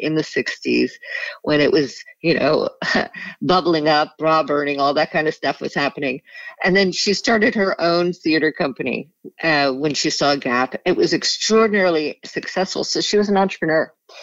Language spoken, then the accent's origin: English; New York, United States; also born or lived in Rye, New York / New Haven / Australia; I grew up in New York